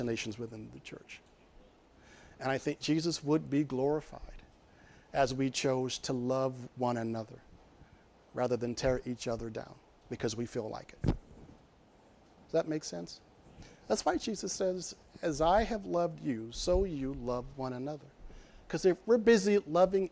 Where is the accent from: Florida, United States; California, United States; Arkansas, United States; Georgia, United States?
Arkansas, United States; moved away; I'm from Arkansas